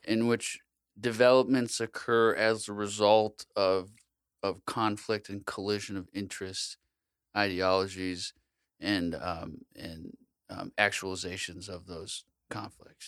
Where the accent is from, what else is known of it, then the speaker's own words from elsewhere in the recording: United States; I'm an American